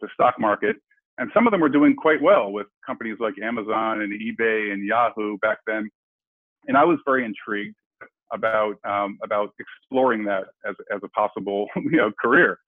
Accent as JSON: {"language": "English", "town": "Silver Spring", "region": "Maryland", "country": "United States", "tie": "born or raised there", "said": "I grew up in Silver Spring, Maryland"}